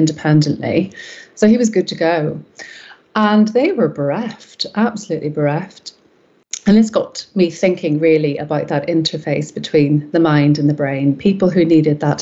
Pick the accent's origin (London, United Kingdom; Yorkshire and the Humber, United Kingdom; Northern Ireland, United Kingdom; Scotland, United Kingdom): Northern Ireland, United Kingdom; Belfast; moved away as an adult; now in North West England, United Kingdom; I was born and raised in Belfast in Northern Ireland